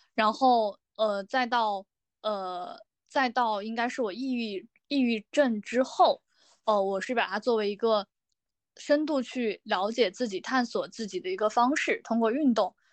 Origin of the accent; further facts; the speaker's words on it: Sichuan, China; moved away as an adult; also born or lived in Taiyuan, Shanxi; 我是四川人